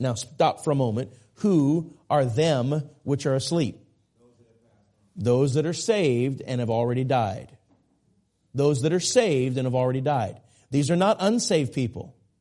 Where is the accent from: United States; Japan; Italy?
United States; Minneapolis, Minnesota; I grew up in the Minneapolis area.